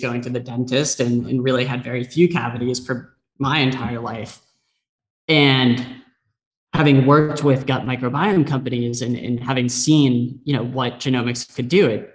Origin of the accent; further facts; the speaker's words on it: San Diego, California, United States; I grew up in San Diego